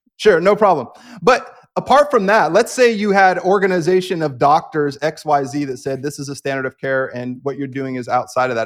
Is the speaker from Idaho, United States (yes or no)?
no; the Bay Area, California, United States; being raised in California by a mom with a lot of naturalistic emphases.